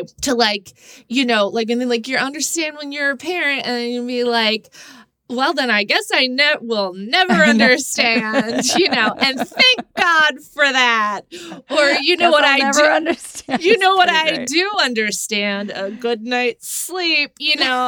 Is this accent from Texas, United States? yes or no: yes; Texas, United States; moved away; I was raised in Texas. I live in the middle of the country